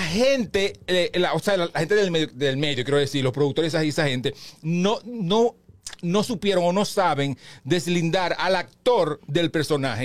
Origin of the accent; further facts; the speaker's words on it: Baní, Peravia, Dominican Republic; now in Santo Domingo, Dominican Republic; mi pueblo que es, que es Baní